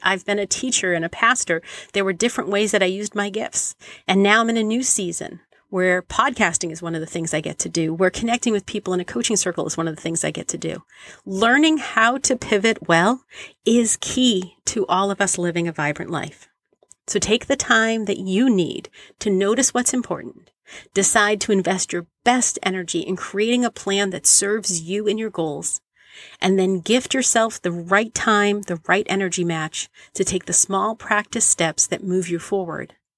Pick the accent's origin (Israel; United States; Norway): United States; Boston, Massachusetts; I was a teenager in the eighties growing up in Boston